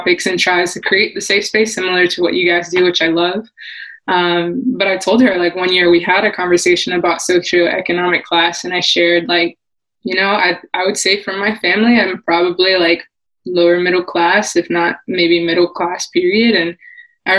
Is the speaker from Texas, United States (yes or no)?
no; Miami, Florida, United States; moved away; I'm originally from Miami